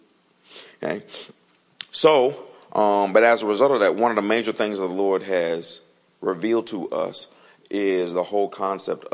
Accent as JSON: {"language": "English", "town": "Detroit", "region": "Michigan", "country": "United States", "tie": "born or raised there", "moved": "yes", "said": "See, my wife and I, we're from Detroit. So you grow up in the cold"}